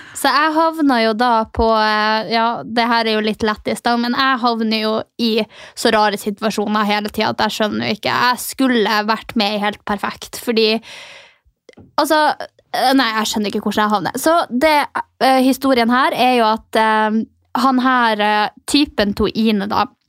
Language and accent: Norwegian; Finnmark, Norway; Jeg kommer jo fra Finnmark. Stolt nordlending, sinna nordlending